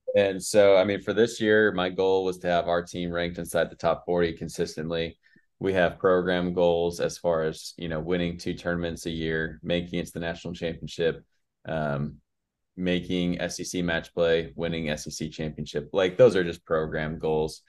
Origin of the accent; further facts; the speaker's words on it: West Coast, United States; moved away as an adult; now in Mississippi, United States; I grew up on the West Coast